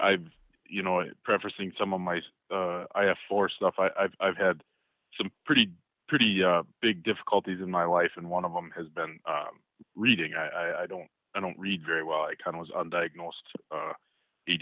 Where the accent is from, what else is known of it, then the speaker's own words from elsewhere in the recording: the Arrowhead, northeastern Minnesota, United States; we were growing up in the Arrowhead here, northeastern Minnesota